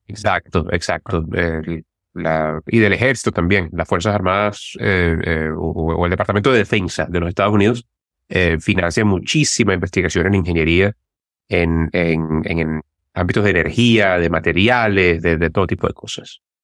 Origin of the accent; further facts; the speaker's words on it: Turmero, Aragua, Venezuela; Yo soy de Turmero